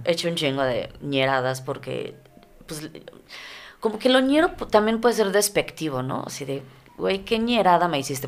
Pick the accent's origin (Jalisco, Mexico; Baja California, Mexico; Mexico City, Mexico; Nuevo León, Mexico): Mexico City, Mexico; now in Ciudad Juárez, Mexico; vengo de la Ciudad de México